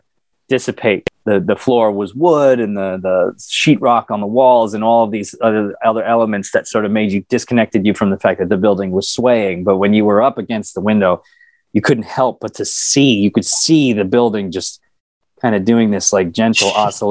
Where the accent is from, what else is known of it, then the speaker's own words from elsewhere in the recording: New York City, New York, United States; but more as a New Yorker, as like, isn't that interesting that they figured out how to do that? Look at this city, you know, look at what's happening here.